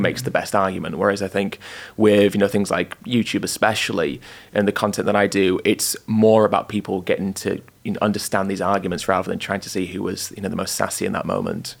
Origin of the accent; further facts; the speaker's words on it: York, Yorkshire and the Humber, United Kingdom; moved away as an adult; now in London, United Kingdom; I was born in York, um, lived there for 18 years